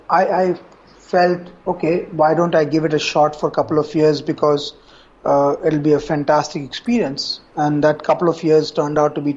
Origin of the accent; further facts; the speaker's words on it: Kolkata, West Bengal, India; moved away as an adult; also born or lived in Singapore / Hong Kong; I grew up in Calcutta